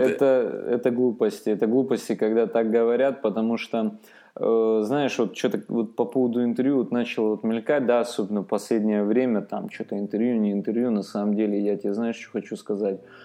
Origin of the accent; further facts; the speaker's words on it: Armenia; сам армянин